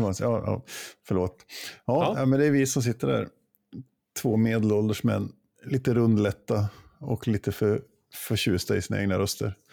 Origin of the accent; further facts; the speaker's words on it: Jämtland, Sweden; moved away; hemma i Jämtland. Och besökte min mor